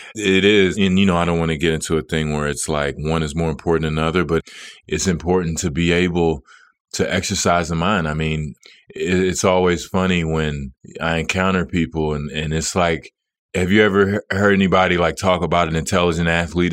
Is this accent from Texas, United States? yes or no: yes; Dallas, Texas, United States; moved away as an adult; it was my hometown.